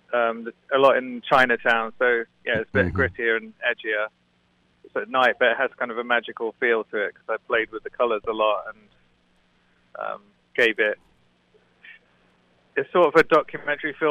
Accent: Suffolk, East of England, United Kingdom; moved away as an adult; also born or lived in London; now in New York, United States; I grew up in Suffolk, which is a tiny

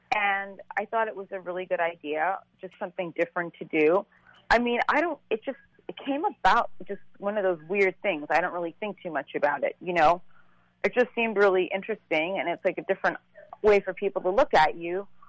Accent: New York, United States; also born or lived in Saint Croix, U.S. Virgin Islands / London; we left when I was three, and I grew up in New York

